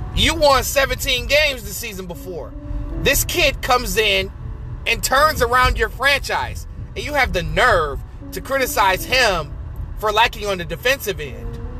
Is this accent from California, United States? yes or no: no; Detroit, Michigan, United States; I am from Detroit